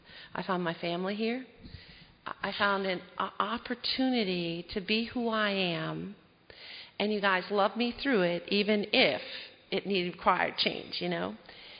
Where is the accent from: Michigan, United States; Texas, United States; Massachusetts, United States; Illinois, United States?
Illinois, United States; Chicago; born there; I was born in Chicago. I have a twin brother. We're the oldest of seven kids.